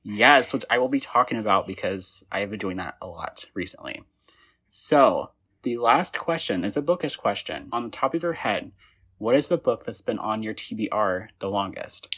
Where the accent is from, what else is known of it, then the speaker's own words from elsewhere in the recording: Indiana, United States; I'm from Indiana